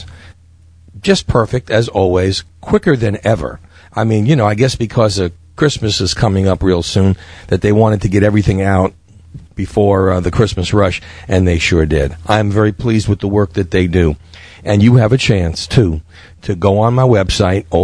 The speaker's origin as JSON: {"language": "English", "town": "New York City", "region": "New York", "country": "United States", "tie": "born or raised there", "said": "me growing up in Brooklyn"}